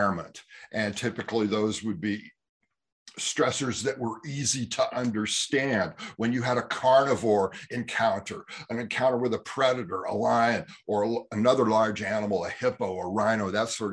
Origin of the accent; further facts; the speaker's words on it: Bay Area, California, United States; growing up in California in the Bay Area